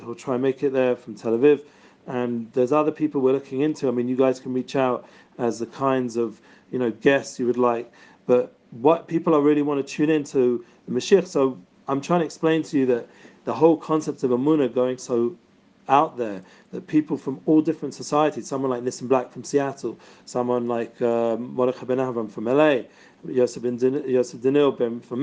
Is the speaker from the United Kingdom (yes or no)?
yes; London, United Kingdom; I'm from London, so hopefully I'm speaking enough English